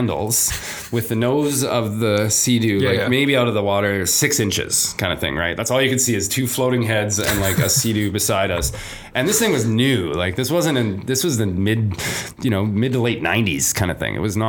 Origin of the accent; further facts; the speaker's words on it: Toronto, Ontario, Canada; also born or lived in Canadian Prairies; I believe it or not, even growing up in Toronto and the prairies, I was a sea cadet for 9 years when I was a teenager.